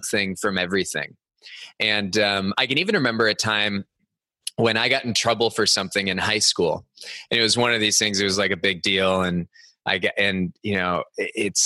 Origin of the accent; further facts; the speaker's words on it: Cupertino, California, United States; I grew up in the Bay Area of California. Cupertino was my hometown.